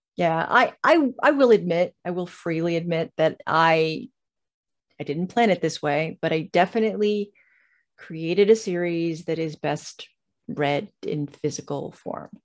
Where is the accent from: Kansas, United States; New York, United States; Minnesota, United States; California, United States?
California, United States; Southern; moved away as an adult; now in Georgia, United States; I come from Southern California